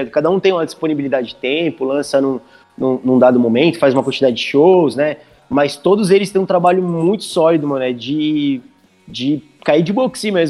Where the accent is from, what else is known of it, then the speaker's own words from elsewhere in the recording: Indaiatuba, São Paulo, Brazil; eu que sou de Indaiatuba